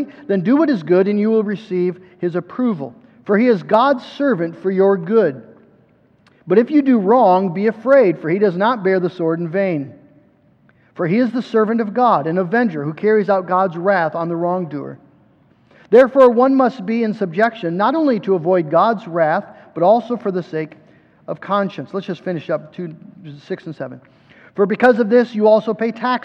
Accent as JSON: {"language": "English", "country": "United States", "said": "we as American Christians"}